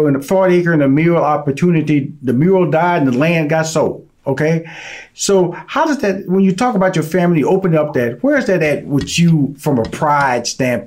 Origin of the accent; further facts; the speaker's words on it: Houston, Texas, United States; Because I was born and raised in Fifth Ward.